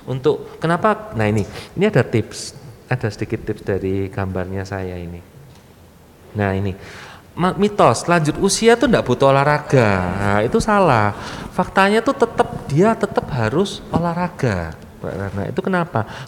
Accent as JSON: {"language": "Indonesian", "region": "East Java", "country": "Indonesia", "said": "Uh, Ngapunten saya ini orang Jawa Timur."}